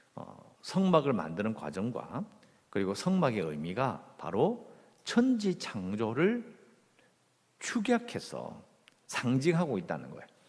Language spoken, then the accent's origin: Korean; South Korea; 어릴 때부터 이 한국에서 자랐으니까